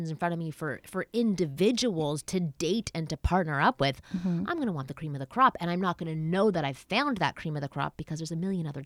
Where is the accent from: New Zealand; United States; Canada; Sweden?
Canada; I'm Canadian